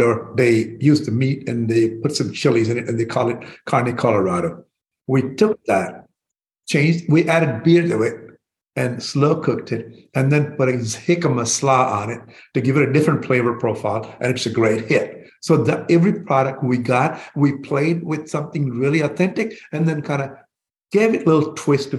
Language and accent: English; India; moved away as an adult; now in United States; I was born in India